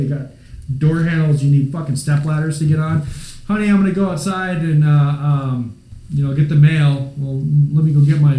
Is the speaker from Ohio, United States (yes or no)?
no; Minnesota, United States; now in Iowa, United States; I'm from Minnesota. I live in Iowa